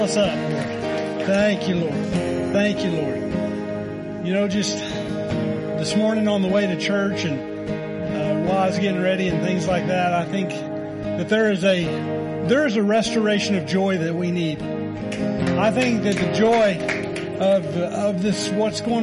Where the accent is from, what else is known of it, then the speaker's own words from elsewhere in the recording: Oklahoma, United States; moved away; I'm from Oklahoma